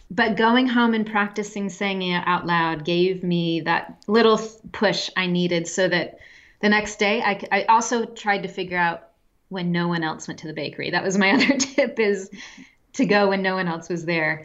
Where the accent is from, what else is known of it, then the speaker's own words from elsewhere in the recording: a Midwestern town, United States; moved away as an adult; also born or lived in France / Pakistan / Germany / Czech Republic; I'm from the United States. I live, or I'm from a Midwestern town, and we had a very small but growing international population when I was young in where I lived